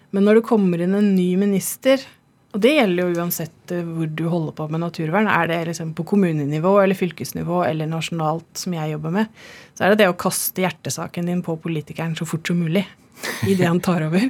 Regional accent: Vestfold, Norway; jeg kommer jo fra Vestfold og er vokst opp i skauen.

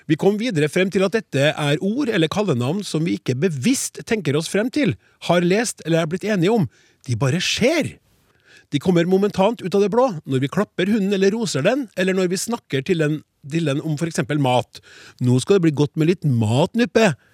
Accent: Innlandet, Norway; I Solør, der jeg kommer fra, sier vi Narne.

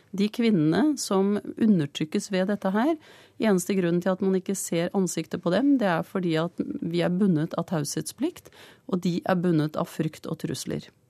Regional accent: Pakistan; now in Norway; Jeg kommer fra Pakistan

